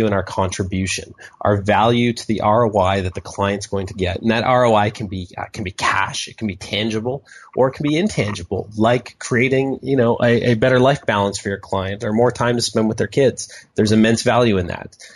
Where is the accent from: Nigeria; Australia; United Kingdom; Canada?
Canada; I'm a Canadian